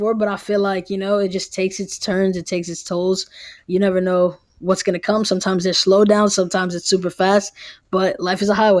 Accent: New York City, New York, United States; I'm from New York City, so like going to Valley Forge, being in Phoenixville, Pennsylvania

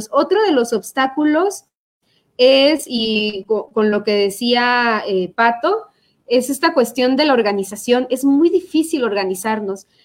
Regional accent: Chiapa de Corzo, Chiapas, Mexico; now in San Cristóbal de las Casas, Mexico; Yo soy chapacorseña, estoy ahorita viviendo en San Cristóbal, pero soy de Chiapa de Corso

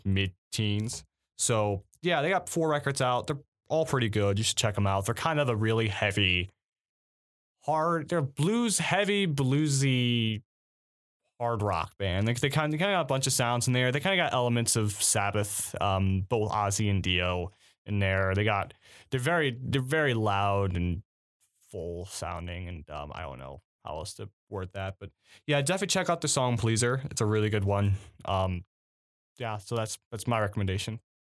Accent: Cleveland, Ohio, United States; I'm from Ohio, the Cleveland area

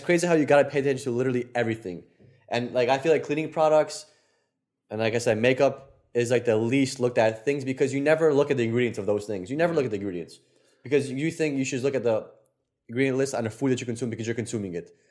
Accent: Poland; moved away; our Polish asses

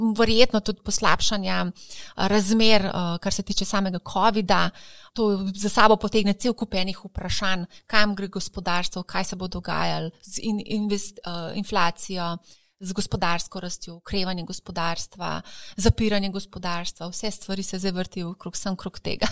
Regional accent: Slovenia

